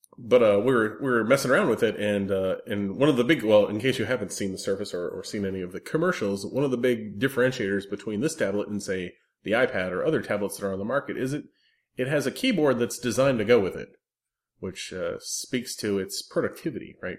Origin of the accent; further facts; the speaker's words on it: South Florida, United States; I grew up entirely in Florida and South Florida